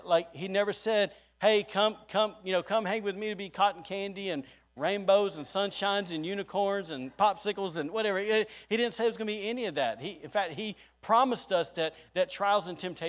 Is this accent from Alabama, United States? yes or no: yes; Alabama, United States; now in Rockport, Maine, United States; I'm a redneck from Alabama